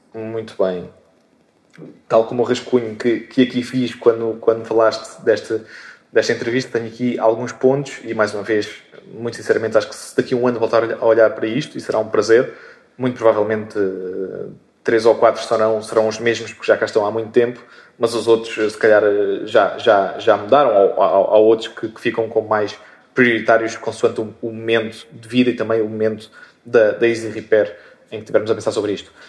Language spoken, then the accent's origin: Portuguese; Moita, Setúbal, Portugal; sou, sou português e, e moitense. Moitense, chamada moita do Ribatejo, mas que, na verdade fica na, na Extremadura, ehm, na, agora conhecida margem sul da, da Grande Lisboa